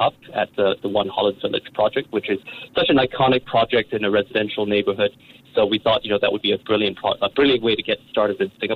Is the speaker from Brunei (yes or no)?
yes; Brunei; I grew up in Brunei